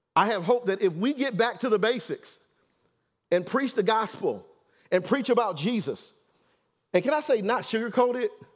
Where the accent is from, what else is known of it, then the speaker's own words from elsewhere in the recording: Detroit, Michigan, United States; I'm from Detroit, y'all, so I know my background and my history, where I come from.